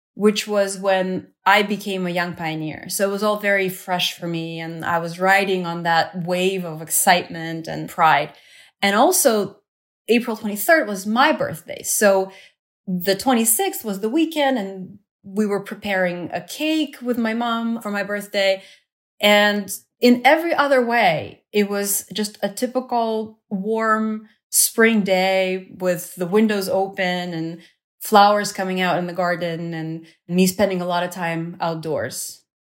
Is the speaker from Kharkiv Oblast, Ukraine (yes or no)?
no; Kyiv, Ukraine; moved away; the government evacuated all the school-aged children from Kyiv, my hometown, to the south of Ukraine.